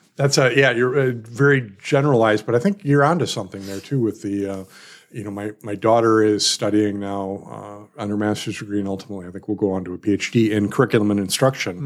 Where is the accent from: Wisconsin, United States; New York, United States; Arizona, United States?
Wisconsin, United States; Milwaukee; I'm from Milwaukee as well